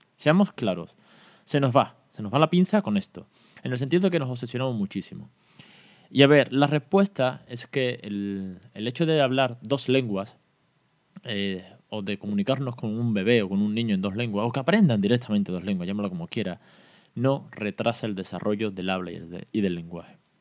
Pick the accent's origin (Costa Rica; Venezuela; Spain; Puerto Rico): Spain; Andalusia; en Andalucía también tenemos nuestro propio dialecto y también somos bilingües